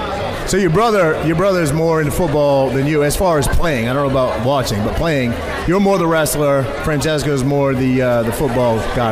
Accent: Maine, United States; moved away as an adult; now in New Jersey, United States; I grew up in Maine

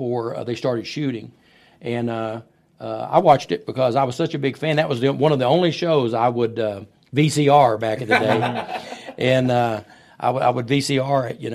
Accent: Irving, Texas, United States; also born or lived in Fort Worth, Texas / Paris, Texas; I was born in Fort Worth, Texas. Moved to Irving, Texas, the week President Kennedy got shot. I was in third grade, and I've lived here.

